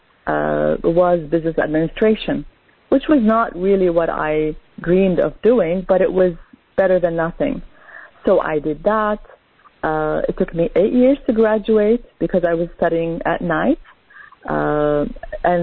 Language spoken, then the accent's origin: English; Canada; also born or lived in Lebanon; I was born in Lebanon, and as a child, we immigrated as a family to Canada